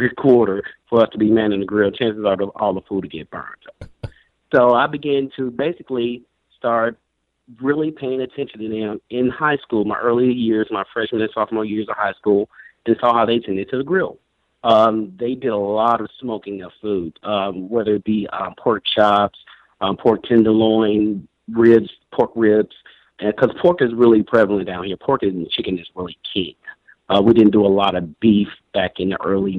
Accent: Brownsville, Tennessee, United States; I was born originally in West Tennessee, maybe less than 100 miles outside of Memphis, a little small town called Brownsville.

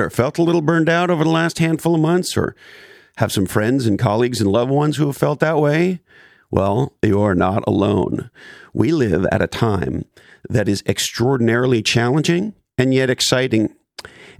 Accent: Montreal, Quebec, Canada; moved away; also born or lived in Toronto; I was born and raised in Montreal, and I lived in Toronto for years

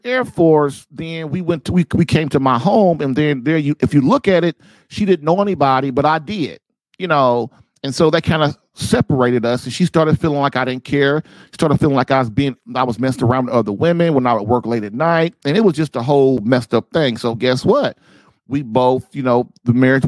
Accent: Indianapolis, Indiana, United States; moved away as an adult; also born or lived in Guam / Nebraska / Texas; moving my bride and my family to my hometown of Indianapolis, Indiana

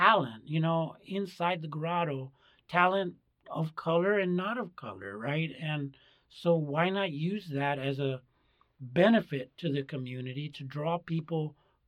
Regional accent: United States; I was born in the United States

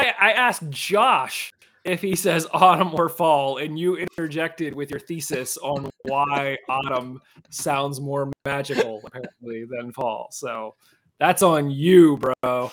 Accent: Penn Hills, Pennsylvania, United States; growing up, we grew up in Penn Hills.

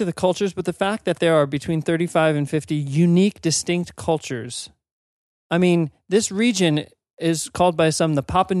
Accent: East Coast, United States; Now, I'm from the East Coast, and so when you're thinking old in the East Coast, you're like, no.

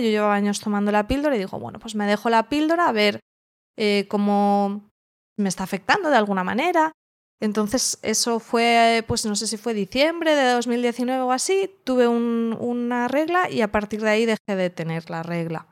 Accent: Alicante, Valencian Community, Spain; vivo en Alicante, soy de Alicante

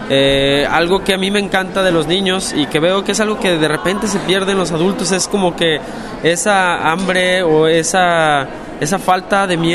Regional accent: Guadalajara, Jalisco, Mexico; cuatro años ahora en una institución para ciegas en, Guadalajara, Guadalajara, México, que es la ciudad de donde yo soy.

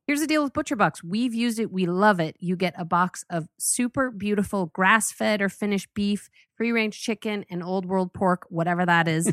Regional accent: Boulder, Colorado, United States; I grew up in Boulder

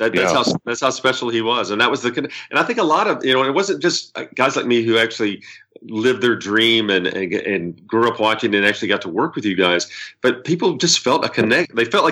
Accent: Memphis, Tennessee, United States; born or raised there

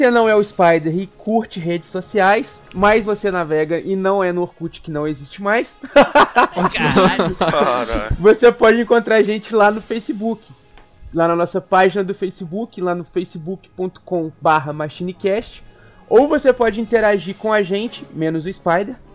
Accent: Minas Gerais, Brazil; Eu sou mineiro

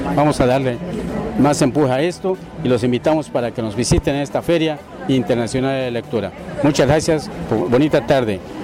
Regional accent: Valladolid, Yucatán, Mexico; also born or lived in Ciudad Guzmán, Jalisco / Mexico City / Mérida, Yucatán; soy de Valladolid, Yucatán

